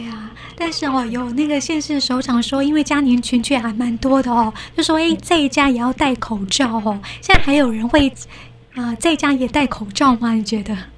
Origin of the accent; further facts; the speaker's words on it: Taiwan; 我们台湾人